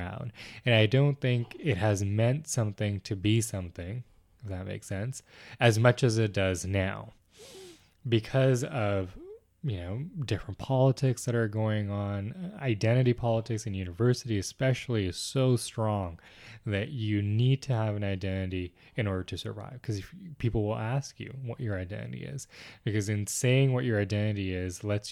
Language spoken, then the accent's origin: English; Vaughan, Ontario, Canada; I grew up in Peace Village, so I have that strong attachment to my community